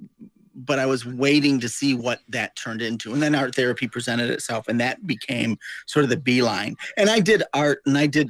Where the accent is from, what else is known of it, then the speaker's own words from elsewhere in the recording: Rockford, Illinois, United States; I grew up in Rockford, Illinois